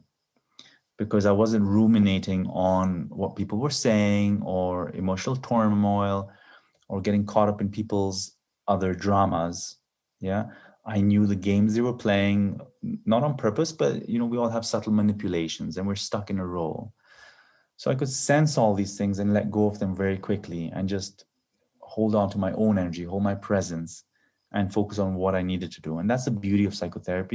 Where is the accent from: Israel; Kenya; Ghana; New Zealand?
Kenya; moved away; also born or lived in Canada / Silicon Valley; I grew up in Kenya